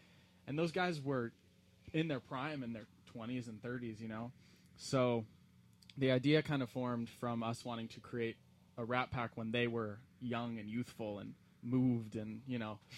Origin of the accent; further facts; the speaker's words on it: Orange County, California, United States; now in Los Angeles, United States; I'm actually from Orange County, just south of where I live now in Los Angeles.